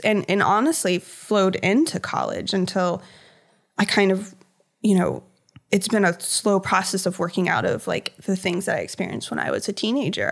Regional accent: Hampton Roads, Virginia, United States; I've always lived in Virginia. I grew up in Hampton Roads

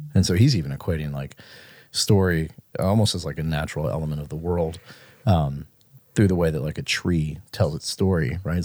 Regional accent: Mississippi, United States; born or raised there

